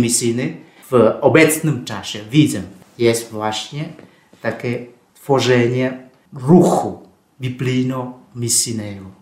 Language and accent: Polish; Vietnam; Polish is a second language; moved away as an adult; also born or lived in Russia / Poland; now in Rome, Italy; Ja jestem franciszkaninem e, z Wietnamu